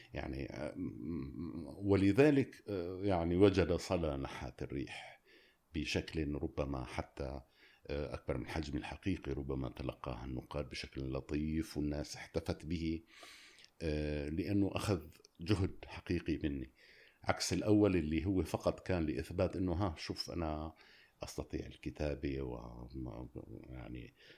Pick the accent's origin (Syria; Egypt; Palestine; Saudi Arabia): Syria; أنا اليوم سوري